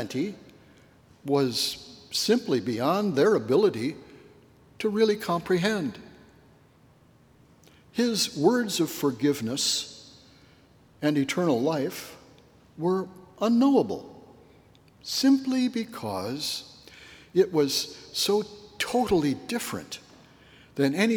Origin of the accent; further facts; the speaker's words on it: northwestern Illinois, United States; my very small hometown upbringing in northwestern Illinois